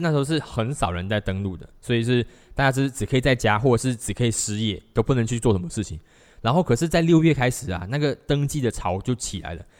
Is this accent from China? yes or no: no; Malaysia; 我在马来西亚曾经，我，我高中的时候我打工一个小时才三块半钱